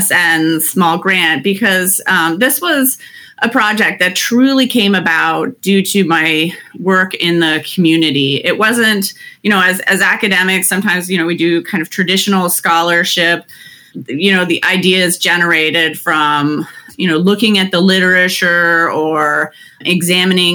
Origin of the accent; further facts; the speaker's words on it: Canada; moved away as an adult; also born or lived in Toronto; now in Cleveland, United States; I'm actually originally from Canada.